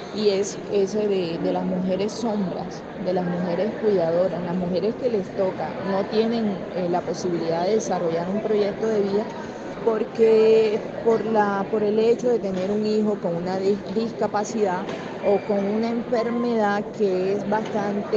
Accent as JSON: {"language": "Spanish", "town": "Barranquilla", "region": "Atlántico", "country": "Colombia", "said": "yo soy barranquillera"}